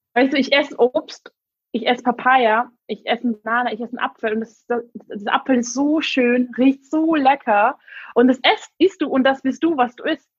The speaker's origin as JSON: {"language": "German", "country": "Hungary", "tie": "born or raised there", "first_language": "English and Hungarian", "second_language": "German", "moved": "as an adult", "lives_now": "Berlin, Germany", "said": "Ursprünglich komme ich aus Ungarn, ähm, aber ich bin mit Englisch und Ungarisch aufgewachsen."}